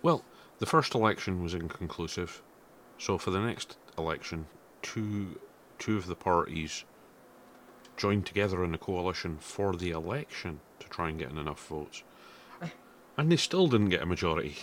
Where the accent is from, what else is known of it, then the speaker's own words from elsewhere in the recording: Scotland, United Kingdom; I'm proud of being Scottish